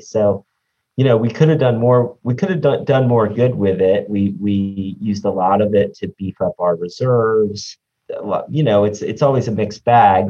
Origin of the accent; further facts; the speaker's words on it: Pinellas County, Florida, United States; I grew up over here in Pinellas County